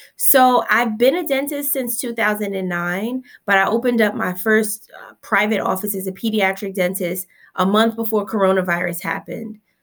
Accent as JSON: {"language": "English", "town": "Newark", "region": "New Jersey", "country": "United States", "tie": "born or raised there", "said": "I'm a Newark native, born right here, um, at Newark Beth Israel. I'm a product of the South Ward. I grew up in Seth Boyton Housing Project until I was around fifteen years old"}